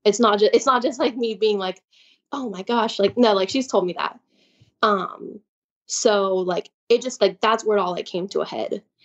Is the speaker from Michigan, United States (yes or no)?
no; Chicago, Illinois, United States; also born or lived in Nacogdoches, Texas; I'm from Chicago, and, like, I'm from, like, a bigger city